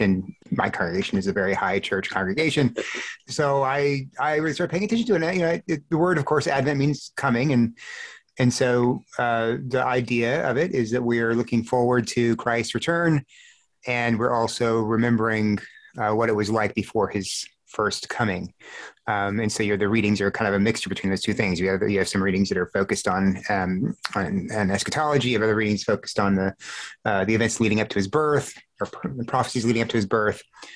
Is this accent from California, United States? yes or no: no; South Texas, United States; I grew up in South Texas where it was hot